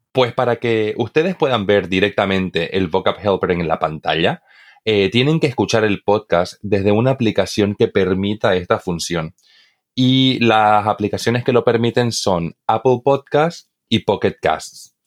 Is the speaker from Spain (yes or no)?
no; eastern Bolivia, Bolivia; Yo, por ejemplo, que soy de Bolivia, Bolivia, eh, en, el oriente boliviano, es de donde yo soy